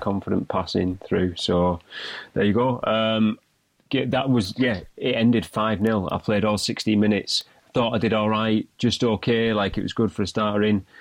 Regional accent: Stockton-on-Tees, North East England, United Kingdom; we're from Teesside, yep. we're from the northeast of England, Stockton-upon-Tees.

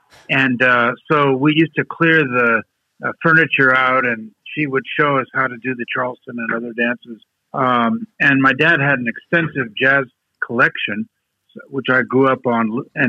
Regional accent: Paris, Île-de-France, France; also born or lived in Aix-en-Provence, France; now in United States; I grew up in France. I haven't actually lived anywhere else except the U.S., but I've traveled extensively. But I grew up in Paris and worked in Aix-en-Provence for over a decade.

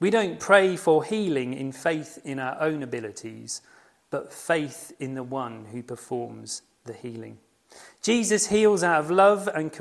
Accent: United Kingdom; we are very British

